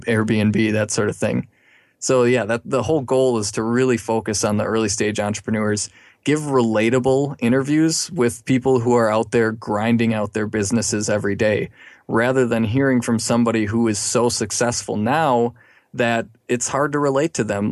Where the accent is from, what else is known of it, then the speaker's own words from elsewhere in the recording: Milwaukee, Wisconsin, United States; now in Madison, United States; I've been in Wisconsin all my life. I was from the Milwaukee area originally